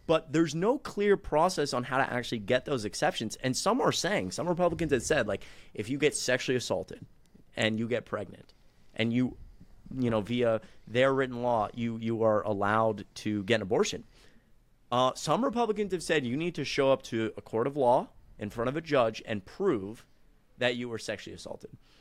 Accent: Atlanta, Georgia, United States; now in Kennesaw, United States; I'm from Atlanta

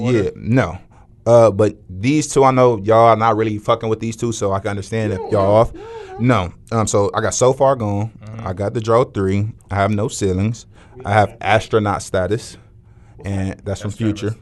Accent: Cleveland, Ohio, United States; we are from Cleveland

